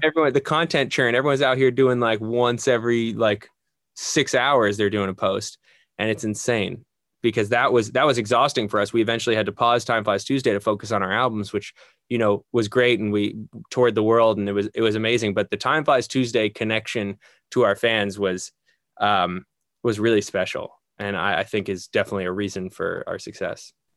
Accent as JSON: {"language": "English", "region": "just outside New York City", "country": "United States", "tie": "born or raised there", "moved": "as an adult", "lives_now": "Los Angeles, United States", "said": "Born and raised just outside New York City."}